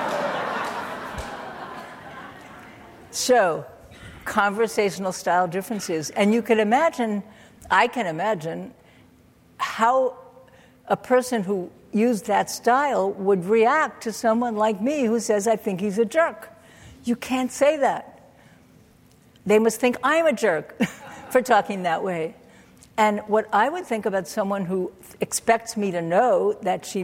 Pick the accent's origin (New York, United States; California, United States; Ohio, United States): New York, United States; New York City; I grew up in Brooklyn, New York